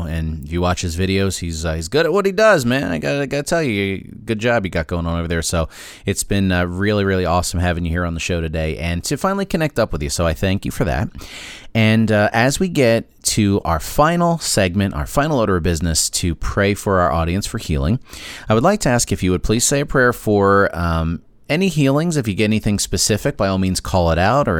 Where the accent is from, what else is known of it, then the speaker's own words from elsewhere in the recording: New Jersey, United States; I'm from New Jersey